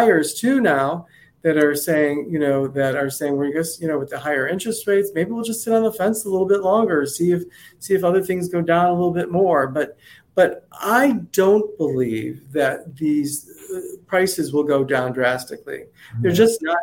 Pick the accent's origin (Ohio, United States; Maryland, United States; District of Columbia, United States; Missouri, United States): Ohio, United States; Cleveland; now in Naples, Florida, United States; my hometown is Cleveland, Ohio